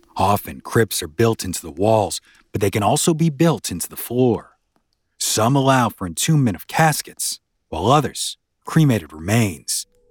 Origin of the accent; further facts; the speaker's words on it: New Orleans, Louisiana, United States; I grew up down in New Orleans